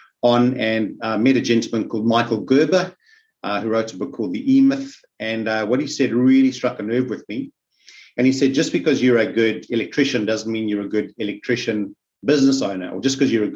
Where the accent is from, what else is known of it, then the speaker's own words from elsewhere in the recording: South Africa; now in Australia; As you can pick up from my accent, I'm from South Africa